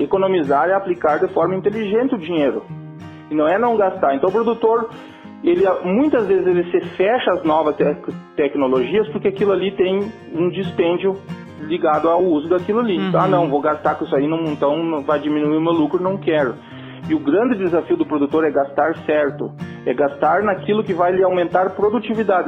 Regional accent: Rio Grande do Sul, Brazil; accent: gaúcho; Um sotaque gaúcho

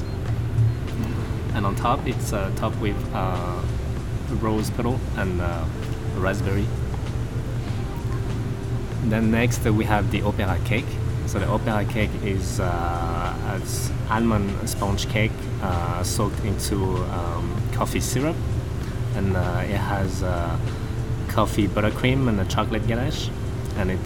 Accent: France; moved away; I was born and raised in France

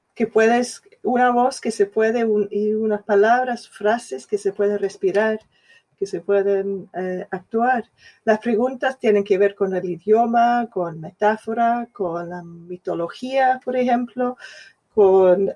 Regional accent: Scotland, United Kingdom; Spanish is a second language; now in London, United Kingdom; yo soy escocesa, de clase obrera

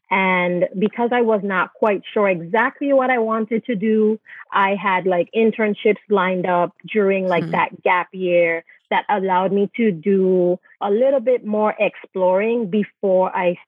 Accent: U.S. Virgin Islands; moved away as an adult; So I'm originally from the Virgin Islands and I'm a dual citizen.

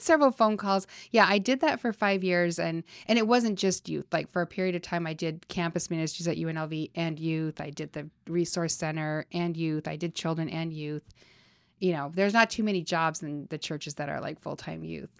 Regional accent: Salt Lake City, Utah, United States; moved away as an adult; now in Las Vegas, United States; growing up in Utah

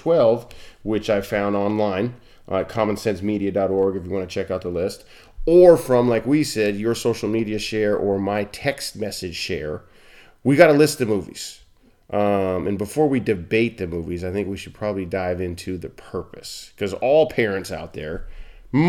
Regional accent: Billings, Montana, United States; growing up in Billings, Montana.

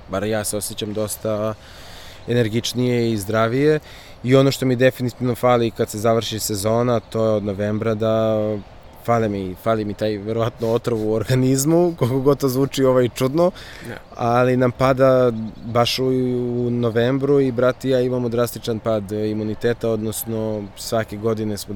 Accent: Serbia; kod nas u Srbiji

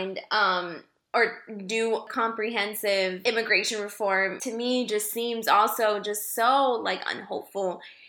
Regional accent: United States; I was born here, you know, and I've lived here

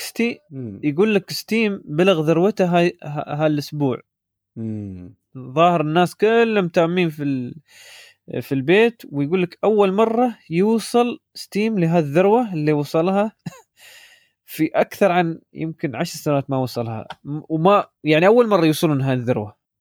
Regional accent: Dubai, United Arab Emirates; عندنا في دبي

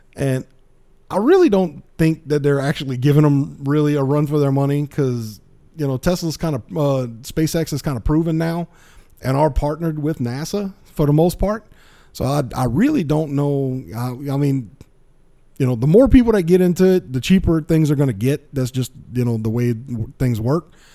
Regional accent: South Louisiana, United States; I'm from South Louisiana

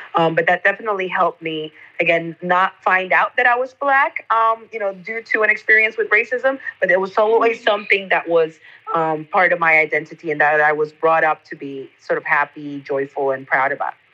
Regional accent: Costa Rica; I'm from Costa Rica and that definitely shapes my lived experience as a black woman in this country

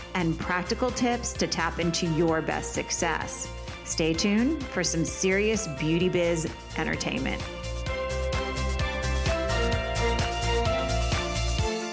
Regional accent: Vermont, United States; moved away; also born or lived in Los Angeles; I'm from Vermont

